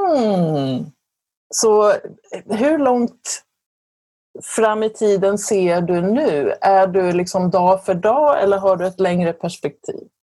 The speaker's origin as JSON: {"language": "Swedish", "country": "Sweden", "said": "vi svenskar"}